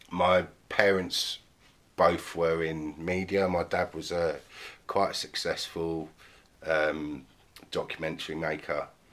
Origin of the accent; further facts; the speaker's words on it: Plymouth, South West England, United Kingdom; born there; I was born in Plymouth, a place called Freedom Fields Hospital. It's no longer there, and we lived in a place called St Germans for literally a year and a half